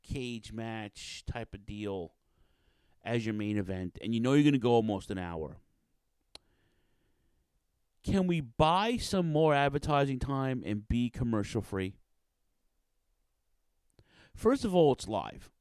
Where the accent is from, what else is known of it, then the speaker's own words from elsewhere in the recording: New York City, New York, United States; Queens, shout out to Queens, my hometown